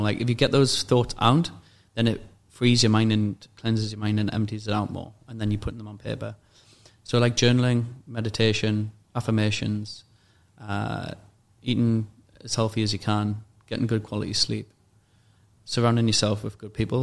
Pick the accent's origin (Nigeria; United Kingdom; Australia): United Kingdom; Newcastle upon Tyne, North East England; moved away as an adult; now in Dubai, United Arab Emirates; the environment I was at in uh, Newcastle